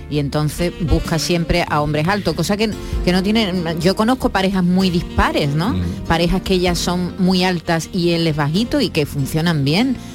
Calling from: Seville, Andalusia, Spain; Buenos días familia … de Sevilla.

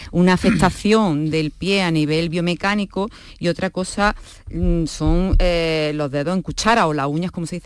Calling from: Seville, Andalusia, Spain; Hola, buenas tardes. Soy … de Sevilla

